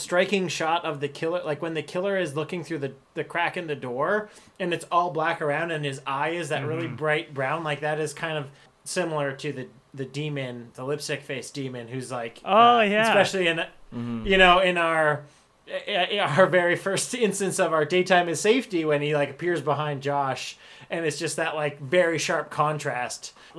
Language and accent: English; Canada; I do love that as a Canadian.